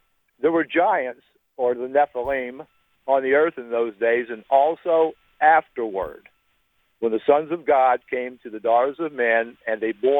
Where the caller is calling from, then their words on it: Crossroads, Mississippi, United States; Crossroads, Mississippi, outside of Poplarville.